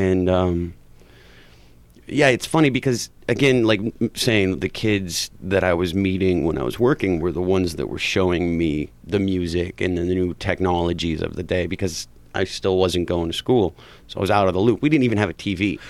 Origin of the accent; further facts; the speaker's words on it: Huntington Park, California, United States; I grew up in Huntington Park